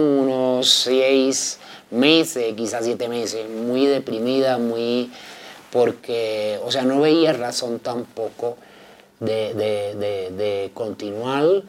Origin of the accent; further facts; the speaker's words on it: Havana, Cuba; moved away as an adult; also born or lived in Camilo Cienfuegos (Habana del Este); now in Bogotá, Colombia; inicialmente fui defensora de derechos humanos en La Habana, Cuba, que es mi ciudad natal, donde nací